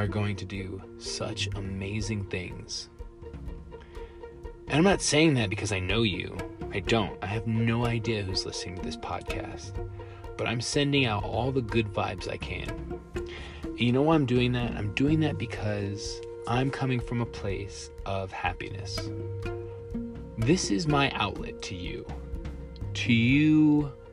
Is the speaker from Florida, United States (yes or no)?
no; Long Island, New York, United States; now in El Paso, United States; I'm originally from Long Island, New York